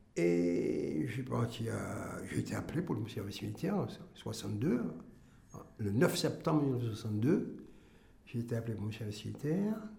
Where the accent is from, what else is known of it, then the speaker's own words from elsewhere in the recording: Martinique; je suis martiniquais.